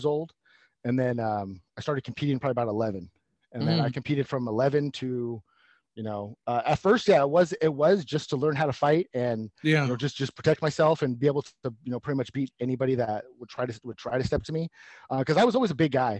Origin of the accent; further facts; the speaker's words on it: Stockton, California, United States; I grew up in Stockton